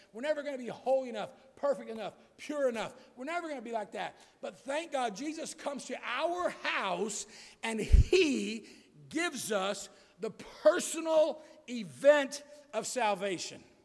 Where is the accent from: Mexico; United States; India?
United States; I was born in America where freedom allowed me to hear the gospel freely